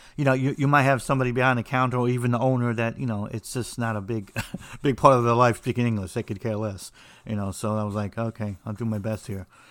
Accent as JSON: {"language": "English", "region": "New Jersey", "country": "United States", "said": "I'm from New Jersey"}